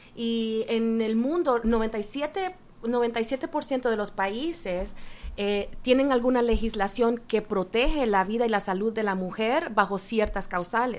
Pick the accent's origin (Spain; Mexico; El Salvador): El Salvador; now in Canada; soy ah, una mujer salvadoreña, pero eh, vivo en Canadá por casi 30 años ya